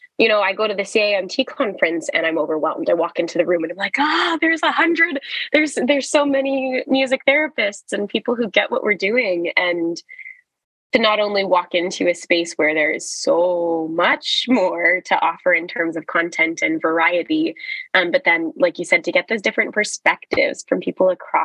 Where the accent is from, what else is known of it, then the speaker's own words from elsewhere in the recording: Canada; in Canada, which feels especially special as a Canadian